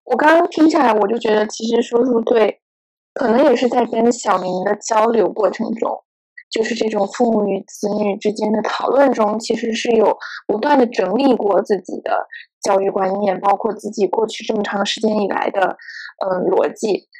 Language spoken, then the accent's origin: Chinese; Guangzhou, Guangdong, China; 我和芝芝可能成长在广州